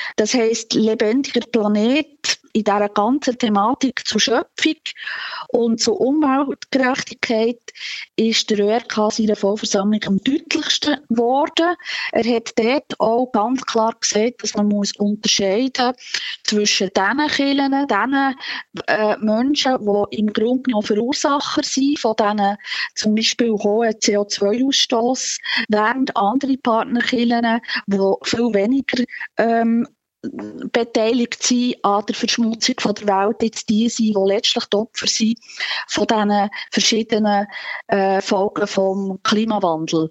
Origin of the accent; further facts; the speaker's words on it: Switzerland; bei uns in der Schweiz